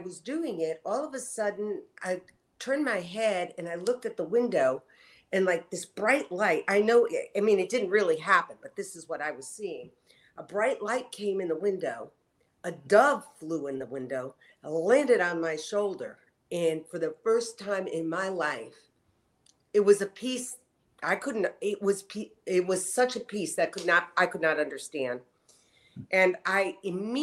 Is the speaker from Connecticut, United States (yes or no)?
yes; Connecticut, United States; I was raised in Connecticut